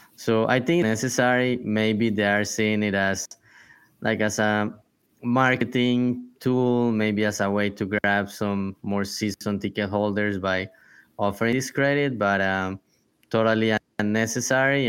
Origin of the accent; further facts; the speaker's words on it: Colombia; moved away; I come from Colombia